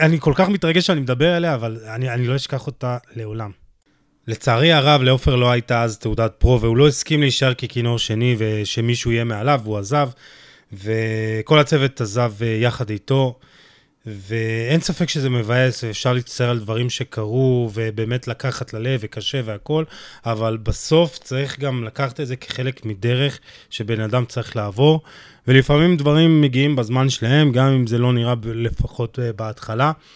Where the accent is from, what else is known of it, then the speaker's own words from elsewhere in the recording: Jerusalem, Jerusalem District, Israel; אני ירושלמי